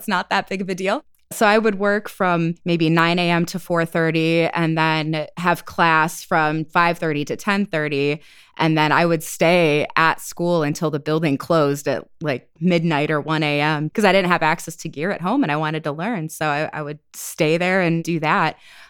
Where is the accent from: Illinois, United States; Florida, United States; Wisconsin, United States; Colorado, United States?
Wisconsin, United States; also born or lived in Portland, Oregon / Iowa / New Hampshire; I was born in outside of Portland, Oregon. Moved to Iowa, then to New Hampshire, then back to Iowa, and then up to Wisconsin, which is where I've spent most of my formative years, teenage years and everything, was in Wisconsin.